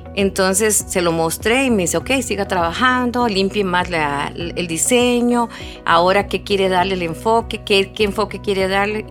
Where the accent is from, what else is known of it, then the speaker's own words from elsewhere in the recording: Curridabat, San José, Costa Rica; now in Sarapiquí, Costa Rica; yo nací en Curridabat, pero yo vivo en Sarapiquí